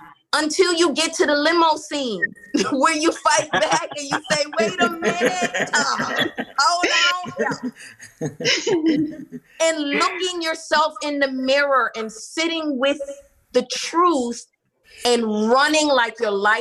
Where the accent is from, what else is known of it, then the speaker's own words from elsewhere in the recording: New York, United States; Man, I was raised by television and music. And in growing up in New York, we had video jukebox.